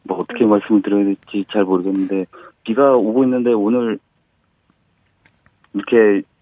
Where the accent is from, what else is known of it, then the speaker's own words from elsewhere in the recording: Incheon, South Korea; moved away as an adult; now in Ansan, South Korea; 원래 본가는 인천이고요.